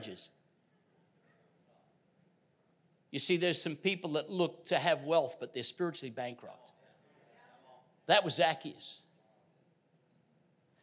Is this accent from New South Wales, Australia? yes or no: no; Queensland, Australia; I'm from Queensland. We put the emphasis on the first syllable